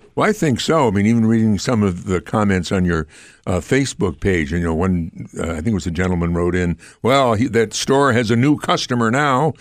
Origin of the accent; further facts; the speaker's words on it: Amsterdam, New York, United States; I'm from Amsterdam